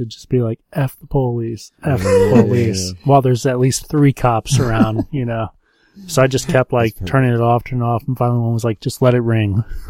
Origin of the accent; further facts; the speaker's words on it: Kentucky, United States; I'm from Kentucky.